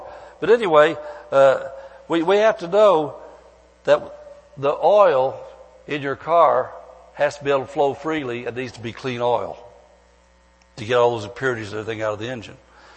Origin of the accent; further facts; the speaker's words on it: Midwest, United States; moved away as an adult; now in California, United States; back where I came from the Midwest